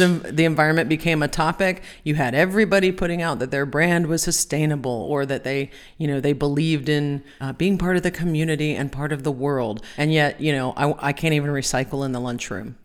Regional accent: Ohio, United States; I am from Ohio

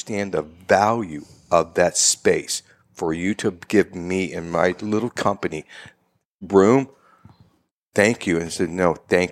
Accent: Tampa, Florida, United States; I was born and raised in West Tampa

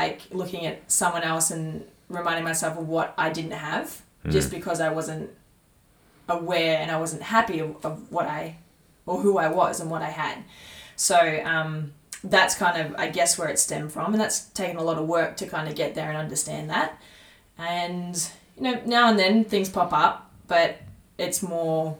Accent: Tallygaroopna, near Mooroopna/Shepparton, Victoria, Australia; moved away; I grew up on a farm in Talamba

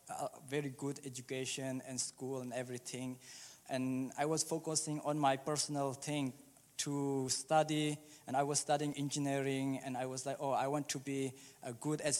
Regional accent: Czechia; English is a second language; And when uh, I was uh, 12, I moved to Czech Republic as a refugee, and uh, I grew up in Czech Republic

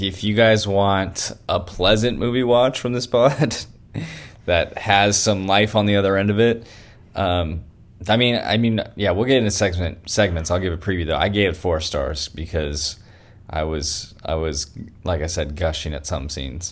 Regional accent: Elk Grove, California, United States; now in Redding, United States; I was in my hometown

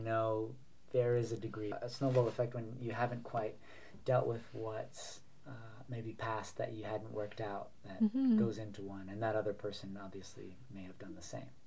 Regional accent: New York, United States; also born or lived in Florida; So there was a couple of moves, you know, throughout the, you know, childhood, but all within Manhattan, all within New York. So it was always New York. It was always Manhattan

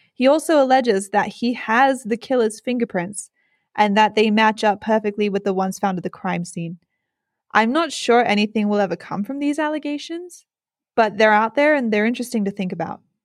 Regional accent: United States; also born or lived in England; I grew up in the United States

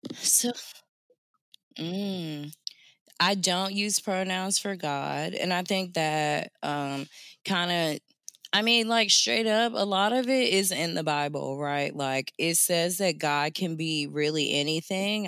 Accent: Jacksonville, Florida, United States; I grew up in the South, I'm from Jacksonville, Florida

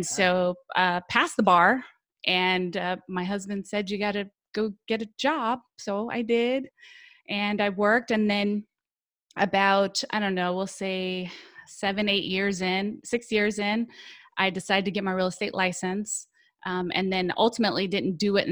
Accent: California, United States; now in Florida, United States; I'm originally born and raised in California

